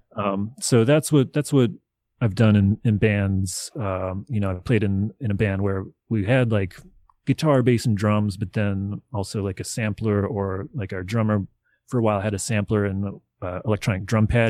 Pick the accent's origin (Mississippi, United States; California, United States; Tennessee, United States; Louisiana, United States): Tennessee, United States; Nashville; I grew up in Nashville, Tennessee